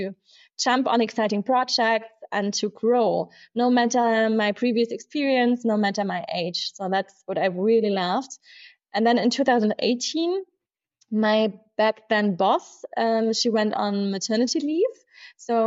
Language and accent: English; Munich, Bavaria, Germany; I'm a true Münchner Kinder, born and raised in Munich.